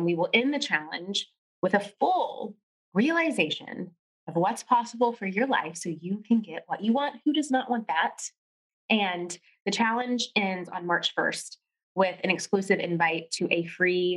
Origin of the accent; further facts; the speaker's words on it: Tennessee, United States; also born or lived in New York City; when I got back home to Tennessee